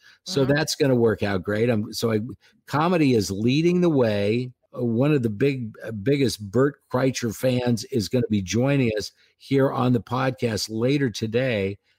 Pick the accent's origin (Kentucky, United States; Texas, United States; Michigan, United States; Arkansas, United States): Texas, United States; Houston; now in Minneapolis, United States; I moved to Minneapolis from Houston, and this Super Bowl was in Houston. So I knew all my way around town. I didn't even get a hotel. I stayed with family and friends.